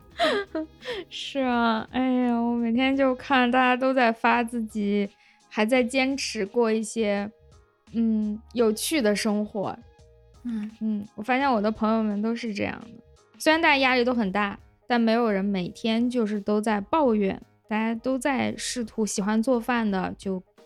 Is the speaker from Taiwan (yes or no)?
no; Lanzhou, Gansu, China; accent: Lanzhou accent (金兰腔); 我觉得我的口音还好吧，然后我的朋友们听完之后就啊，你这个金兰腔也太重了